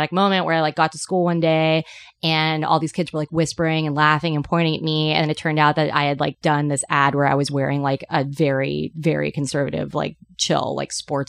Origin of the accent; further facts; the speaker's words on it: Petaluma, California, United States; I was growing up in Petaluma, which is in Sonoma County